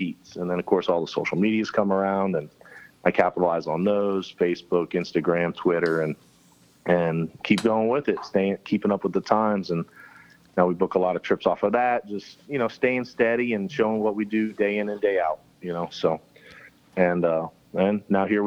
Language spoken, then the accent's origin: English; Florida Keys, United States; since you're born and raised in the Keys, you're called a conch. And so he's a conch, I'm a conch